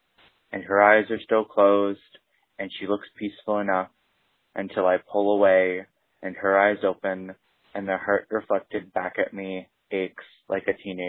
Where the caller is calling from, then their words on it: Cleveland, Ohio, United States; I am calling from Cleveland, Ohio.